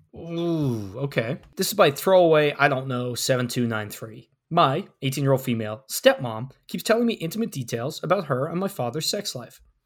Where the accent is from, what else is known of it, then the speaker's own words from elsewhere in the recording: Ireland; growing up in Ireland